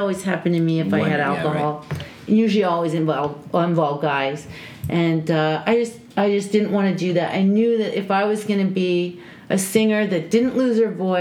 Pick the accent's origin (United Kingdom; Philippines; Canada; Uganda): Canada; I was pretty much like an average middle-class kid growing up in North America